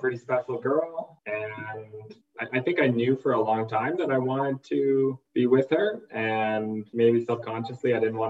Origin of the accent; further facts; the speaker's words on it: Halifax, Nova Scotia, Canada; Yeah, I was born and raised on the East Coast in Halifax, Nova Scotia.